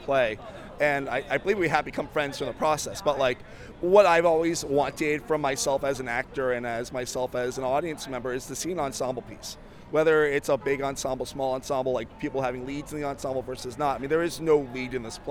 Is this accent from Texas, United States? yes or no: no; Florida, United States; I am from Florida